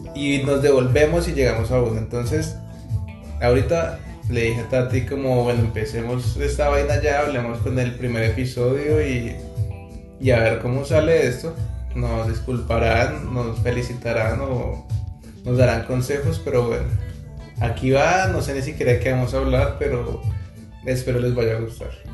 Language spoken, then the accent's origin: Spanish; Bogotá, Colombia; now in Montreal, Canada; somos de Bogotá, Colombia. Actualmente nos encontramos en Montreal, Canadá